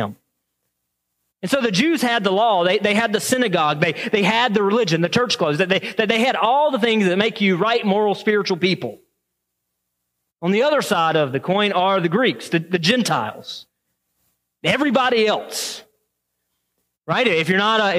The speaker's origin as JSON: {"language": "English", "region": "the South", "country": "United States", "tie": "born or raised there", "moved": "yes", "lives_now": "Waterford, Michigan, United States", "said": "I grew up in the South"}